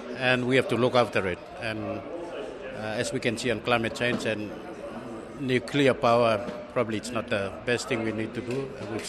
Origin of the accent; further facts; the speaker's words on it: Papua New Guinea; now in Preston, Australia; I'm from Papua New Guinea